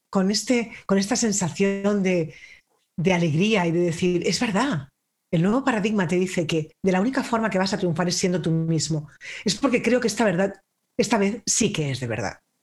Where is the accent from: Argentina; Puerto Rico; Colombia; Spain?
Spain; yo soy española